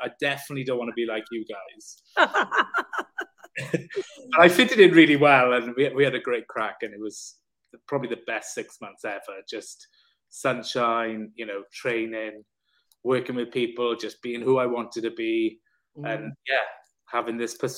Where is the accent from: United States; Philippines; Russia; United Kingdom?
United Kingdom; South Wales; I'm from Wales. I said, you'll never tell by the accent. I said, but I'm from South Wales.